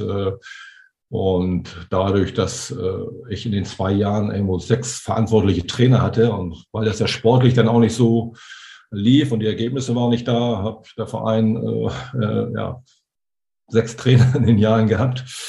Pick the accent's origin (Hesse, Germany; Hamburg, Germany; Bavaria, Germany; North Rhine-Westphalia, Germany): Hamburg, Germany; als Hamburger